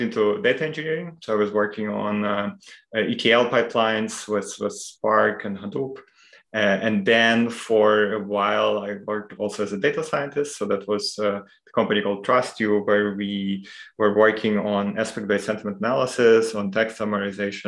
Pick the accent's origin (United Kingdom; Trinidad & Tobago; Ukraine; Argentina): Ukraine; moved away as an adult; now in Munich, Germany; I come from Ukraine, and I studied their sort of general linguistics for a while. When I moved to Munich about 10 years ago already